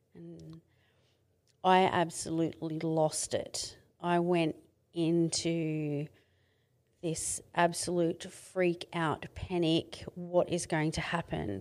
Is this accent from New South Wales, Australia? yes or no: yes; Mid-North Coast, New South Wales, Australia; moved away as an adult; I come from Mid-North Coast in New South Wales.